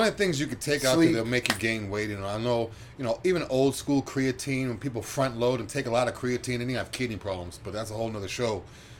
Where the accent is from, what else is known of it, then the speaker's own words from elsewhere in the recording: New England, United States; now in Florida, United States; I'm from New England